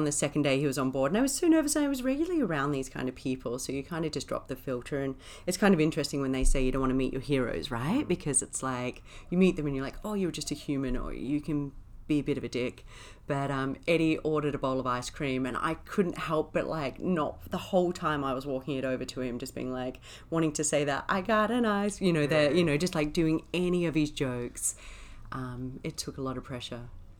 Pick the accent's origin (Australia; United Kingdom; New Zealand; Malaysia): Australia; Wyndham, Western Australia; born there; So I was born up in Wyndham, which is like the most northern town up in Western Australia.